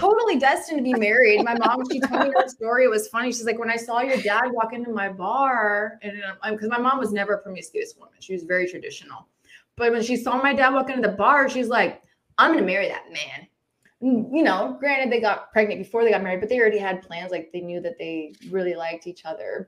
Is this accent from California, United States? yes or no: yes; Agua Dulce, California, United States; I grew up in California, but I grew up on a ranch